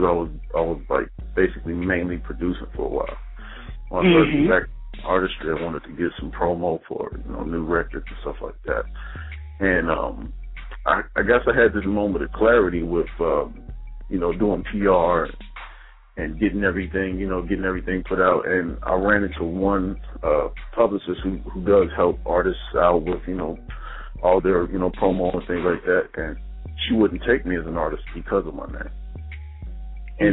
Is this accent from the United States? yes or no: yes; Dayton, Ohio, United States; now in Maryland, United States; I'm more on the Maryland side, but I'm originally from Dayton, Ohio